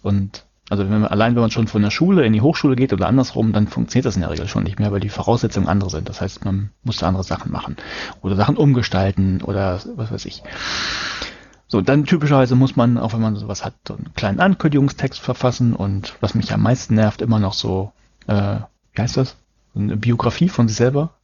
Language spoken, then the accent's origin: German; Hamburg, Germany; Ich komme aus Hamburg